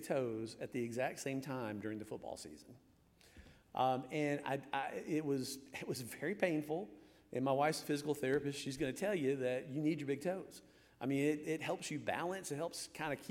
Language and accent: English; Michigan, United States; moved away; I was born in Michigan.